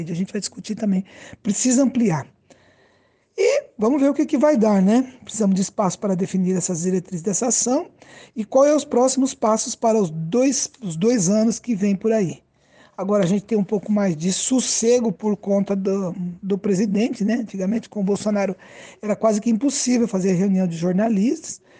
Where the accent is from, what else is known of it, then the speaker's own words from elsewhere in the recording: Maringá, Paraná, Brazil; Por exemplo, eu sou aqui de Maringá.